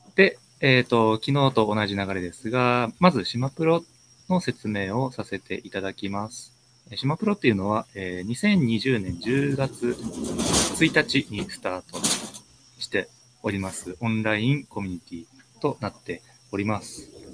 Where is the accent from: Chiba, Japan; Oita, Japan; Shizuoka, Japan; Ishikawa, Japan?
Ishikawa, Japan; now in Sapporo, Japan; 石川県生まれで、今、札幌在住です。